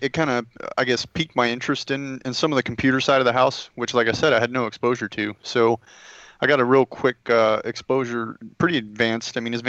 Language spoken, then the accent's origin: English; Yellville, Arkansas, United States; moved away as an adult; I'm from a small town in north central Arkansas called Yellville.